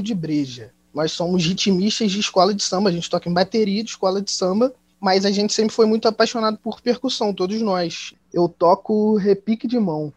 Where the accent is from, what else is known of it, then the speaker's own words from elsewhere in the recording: Nova Friburgo, Rio de Janeiro, Brazil; accent: carioca; Nós somos de Nova Friburgo